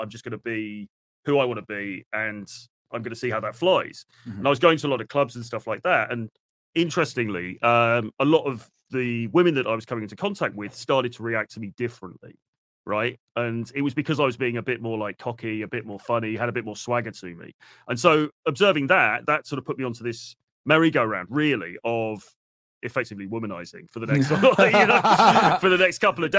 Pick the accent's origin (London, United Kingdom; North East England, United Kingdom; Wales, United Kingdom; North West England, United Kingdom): London, United Kingdom; moved away; also born or lived in suburban towns in the UK; So I was born in the UK. I was born in London, moved around a bit in the UK, different sort of places, kind of lived in fairly suburban sort of towns when I was like a teenager